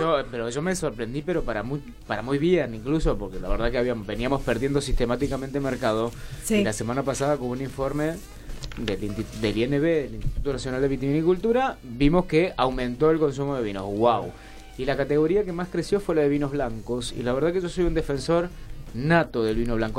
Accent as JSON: {"language": "Spanish", "region": "Mendoza", "country": "Argentina", "said": "soy mendocino"}